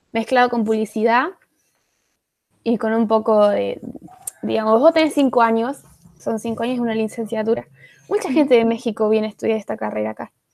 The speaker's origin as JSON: {"language": "Spanish", "town": "Arroyo Cabral", "region": "Córdoba", "country": "Argentina", "said": "de Argentina, Córdoba"}